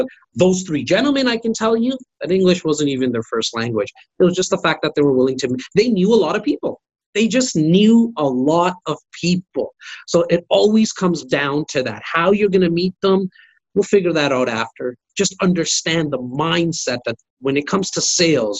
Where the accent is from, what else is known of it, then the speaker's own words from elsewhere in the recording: Toronto, Ontario, Canada; I'm a kid from Rexdale, an area that most people don't